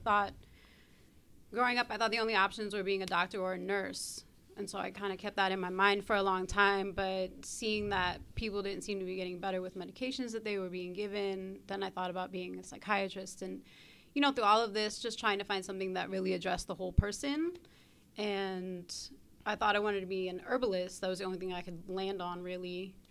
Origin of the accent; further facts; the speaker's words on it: Brooklyn, New York, United States; I grew up on the East Coast in Brooklyn